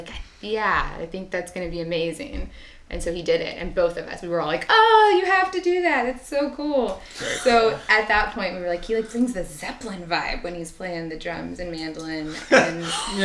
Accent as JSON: {"language": "English", "town": "Austin", "region": "Texas", "country": "United States", "tie": "born or raised there", "said": "I grew up here in Austin with my dad"}